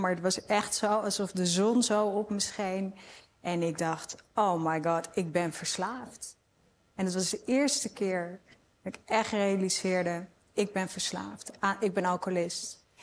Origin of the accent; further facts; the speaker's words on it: Amsterdam, North Holland, Netherlands; Ik kom uit Amsterdam